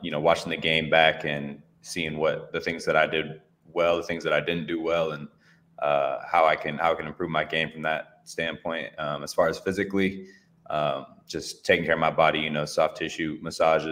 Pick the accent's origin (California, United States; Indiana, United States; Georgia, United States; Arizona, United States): California, United States; Bay Area; I grew up in the Bay Area